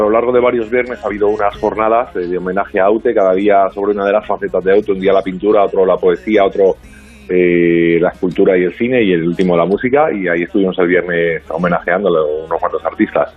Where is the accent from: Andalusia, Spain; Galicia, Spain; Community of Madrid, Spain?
Community of Madrid, Spain; Madrid; soy un palestino madrileño de pro, ¿no? De padre palestino, madre española, pero pero sí, nací hace 40 años aquí en Madrid y aquí, aquí sigo